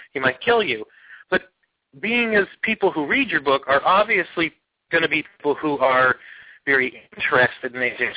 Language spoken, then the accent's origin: English; Pennsylvania, United States; my home state of Pennsylvania